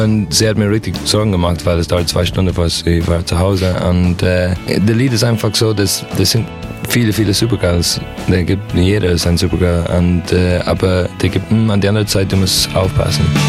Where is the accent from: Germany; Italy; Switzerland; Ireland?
Ireland; German is a second language; moved away; ich komme aus Irland